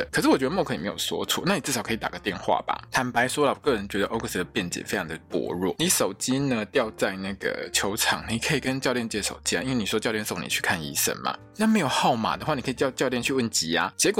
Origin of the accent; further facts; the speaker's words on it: Italy; Chinese is a second language; 他的伴手礼就是我们意大利人最最最讨厌，上面全部都是 on 来的那个披萨。